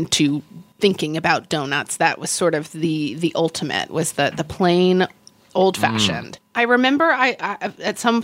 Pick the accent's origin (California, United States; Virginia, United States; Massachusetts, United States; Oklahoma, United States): Oklahoma, United States; moved away; where I grew up in Oklahoma